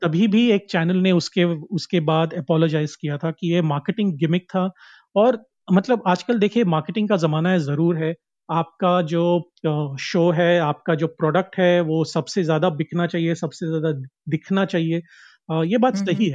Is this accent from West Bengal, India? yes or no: no; Karnataka, India; मैं एक uh, कोंकणी आदमी हूँ और मैं कर्नाटका से आता हूँ